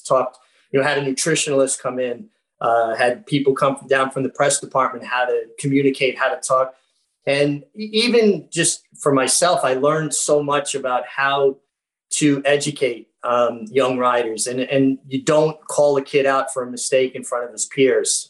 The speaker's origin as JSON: {"language": "English", "town": "New York City", "region": "New York", "country": "United States", "said": "I'm a kid from Brooklyn"}